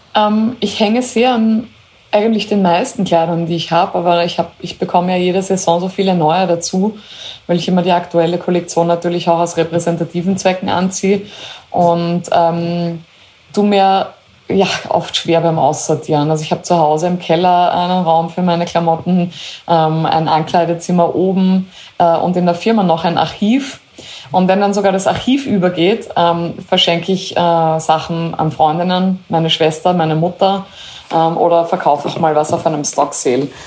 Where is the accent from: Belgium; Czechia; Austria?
Austria; Styria; also born or lived in Carinthia; für mich als äh, Steirerin, als äh, halbe Kärntnerin, äh, als Österreicherin